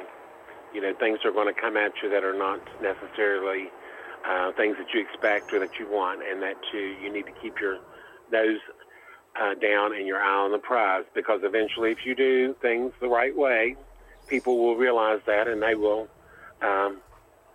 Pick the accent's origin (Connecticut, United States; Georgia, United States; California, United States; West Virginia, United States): West Virginia, United States; Beckley; also born or lived in Ohio / Michigan; West Virginia is home and always has been home.